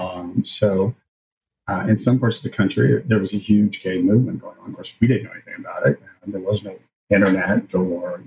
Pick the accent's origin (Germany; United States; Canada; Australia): United States; rural area outside of Lexington, Kentucky; we moved to a rural area outside of Lexington. And so I grew up in a rural area